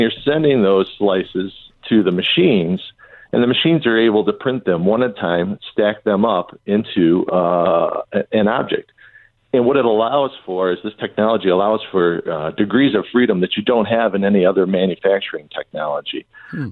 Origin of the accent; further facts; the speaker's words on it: Southeast Michigan, United States; I grew up in Southeast Michigan